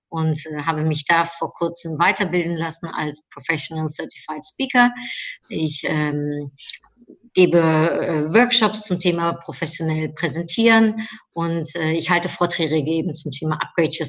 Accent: Cologne, North Rhine-Westphalia, Germany; also born or lived in Netherlands; Also ich bin in Holland geboren, in äh, Köln aufgewachsen und äh, äh seitdem 26 Mal umgezogen.

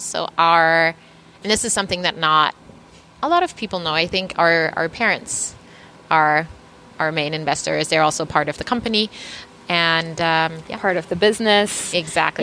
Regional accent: Germany; now in New York City, United States; we we grew up in Germany, and our mom was one of the the pioneers, kind of in our in our town, in our small community where where we grew up

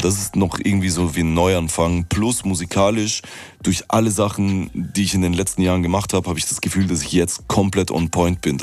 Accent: Vienna, Austria; weil das meine Heimatstadt ist

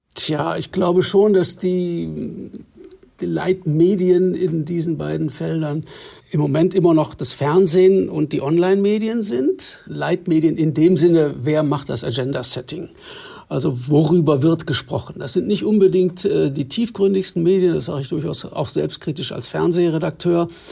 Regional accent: West Germany, Germany; als äh, Westdeutscher

